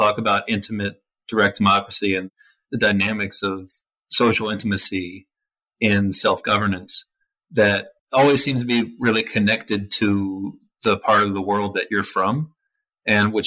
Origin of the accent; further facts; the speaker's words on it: Georgia, United States; I'm from Georgia